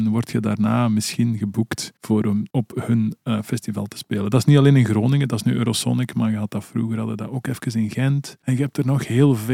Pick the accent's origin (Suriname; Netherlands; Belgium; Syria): Belgium; Dit jaar speelt daar als Belgen, toch even uithalen